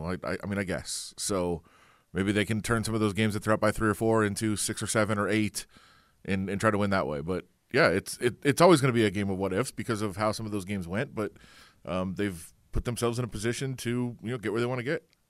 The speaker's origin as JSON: {"language": "English", "town": "Ann Arbor", "region": "Michigan", "country": "United States", "said": "I'm, I'm from Ann Arbor. I'm a Michigan fan."}